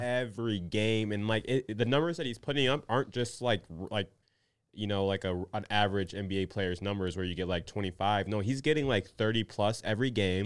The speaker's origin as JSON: {"language": "English", "region": "Minnesota", "country": "United States", "said": "a Minnesotan"}